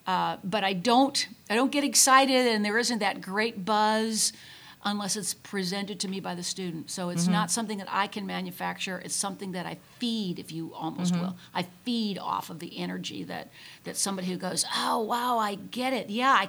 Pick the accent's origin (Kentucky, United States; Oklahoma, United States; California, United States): Oklahoma, United States; Tulsa; We came from the Tulsa area.